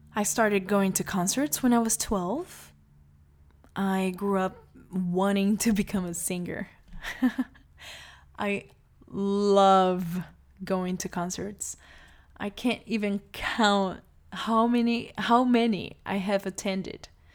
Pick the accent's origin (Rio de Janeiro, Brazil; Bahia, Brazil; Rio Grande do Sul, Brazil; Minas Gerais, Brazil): Bahia, Brazil; Salvador; I was born in Salvador, Bahia, Brazil, into a family of well known lawyers